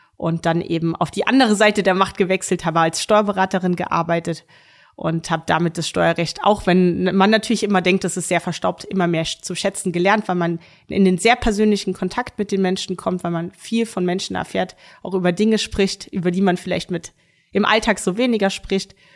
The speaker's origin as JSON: {"language": "German", "town": "Ürzig", "region": "Rhineland-Palatinate", "country": "Germany", "tie": "born or raised there", "said": "Ich spiele seit Kindertagen in einer Damenmannschaft in meinem Geburtsort Uerzig Tennis"}